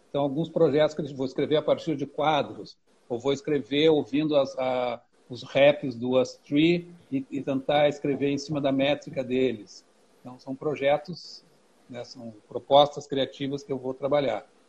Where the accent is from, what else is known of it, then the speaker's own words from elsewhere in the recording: Porto Alegre, Rio Grande do Sul, Brazil; sou de Porto Alegre